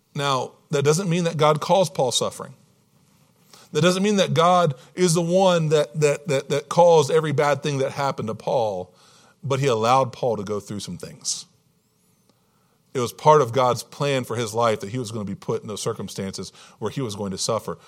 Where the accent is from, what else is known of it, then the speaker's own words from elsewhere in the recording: Hampton Roads, Virginia, United States; I was born and raised in Hampton Roads, Virginia, Virginia Beach, Yorktown, that, that area, Norfolk, that, that area of Virginia